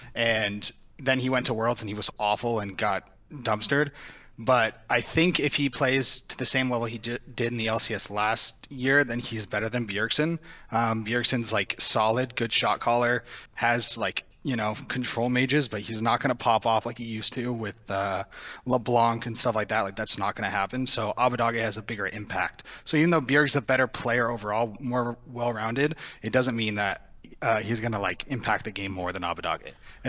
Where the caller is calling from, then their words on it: California, United States; Orange County, California.